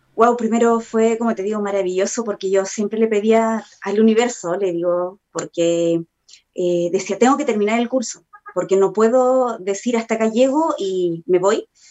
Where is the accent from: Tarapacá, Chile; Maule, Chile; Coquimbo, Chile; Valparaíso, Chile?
Tarapacá, Chile; Iquique; moved away as an adult; now in Santiago, Chile; soy nacida y criada en Iquique y estoy viviendo hace nueve años aquí ya en Santiago